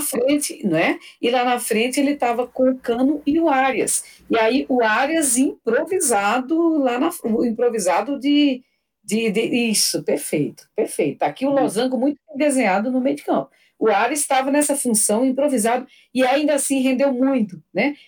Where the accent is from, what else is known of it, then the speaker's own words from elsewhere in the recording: Paraíba, Brazil; tem os grupos da Paraíba, né, de onde eu sou originária